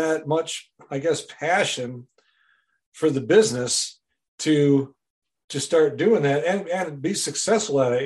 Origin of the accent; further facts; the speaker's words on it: Wisconsin, United States; moved away; I'm from Wisconsin originally. I was born and raised there